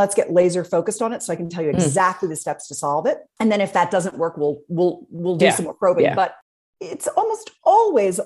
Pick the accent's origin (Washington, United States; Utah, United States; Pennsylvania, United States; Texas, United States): Pennsylvania, United States; Philadelphia; I'm from Philadelphia area as well